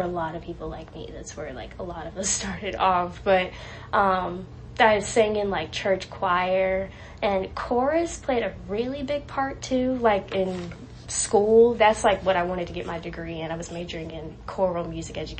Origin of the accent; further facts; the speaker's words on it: Raleigh, North Carolina, United States; now in Greensboro, United States; I'm from Raleigh originally, and I grew up with my mom and two other siblings